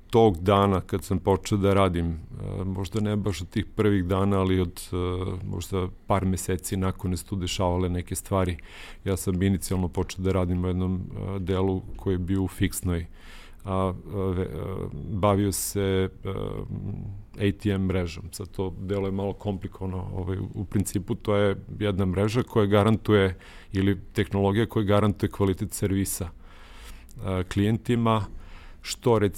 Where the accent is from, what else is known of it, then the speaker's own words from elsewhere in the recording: Niš, Nišava District, Serbia; da sam u Nišu završio srednju školu, ja sam inače Nišlija, rođen i odrastao u Nišu